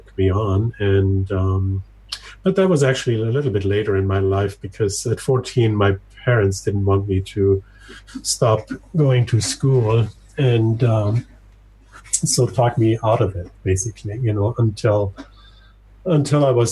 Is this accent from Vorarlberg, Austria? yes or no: yes; western Austria, on Lake Constance, Vorarlberg, Austria; moved away; I grew up in Austria, in the western part of Austria, right next to Switzerland and Germany, on Lake Constanz.